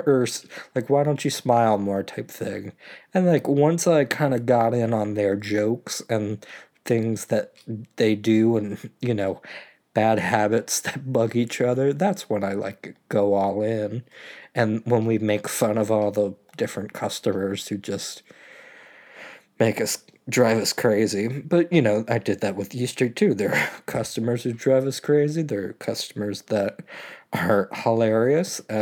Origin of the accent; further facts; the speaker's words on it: Maryland, United States; being back from college in my hometown